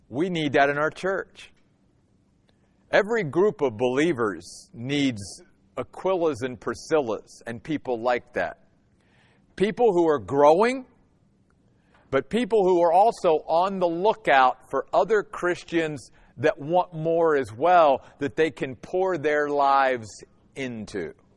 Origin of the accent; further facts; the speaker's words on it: Western Maryland, United States; now in Phoenix, United States; I grew up in Western Maryland.